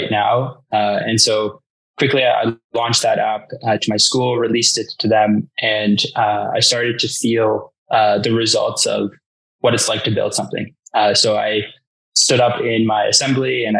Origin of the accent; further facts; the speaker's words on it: Toronto, Ontario, Canada; I grew up in Toronto